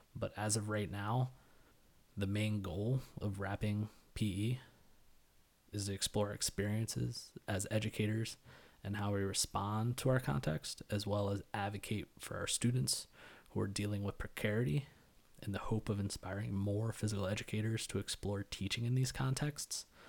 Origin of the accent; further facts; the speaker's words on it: Elizabethtown, Pennsylvania, United States; moved away as an adult; also born or lived in New York; I was born in Lancaster County, Pennsylvania, to teenage parents. I graduated from Elizabethtown Area High School in two thousand eight.